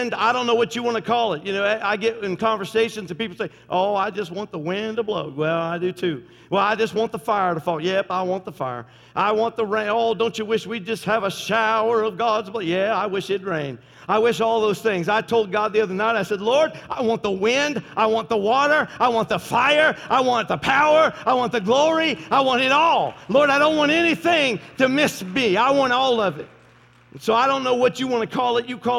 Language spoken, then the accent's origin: English; Tennessee, United States; I am from Tennessee. My family's all from Tennessee